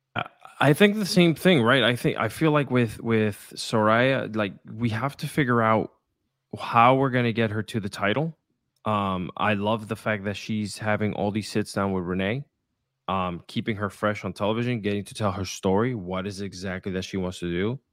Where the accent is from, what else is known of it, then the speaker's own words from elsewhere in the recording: Puerto Rico; English is a second language; I was born and raised in Puerto Rico